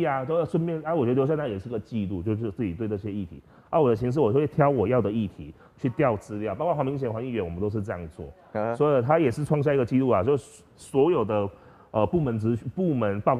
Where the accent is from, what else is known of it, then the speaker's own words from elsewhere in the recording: Tainan, Taiwan; moved away as an adult; now in Pingtung, Taiwan; 我是台南人